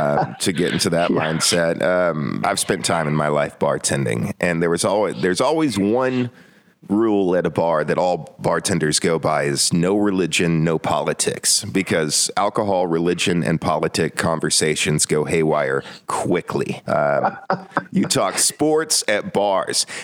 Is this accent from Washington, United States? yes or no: no; North Georgia, United States; I grew up in North Georgia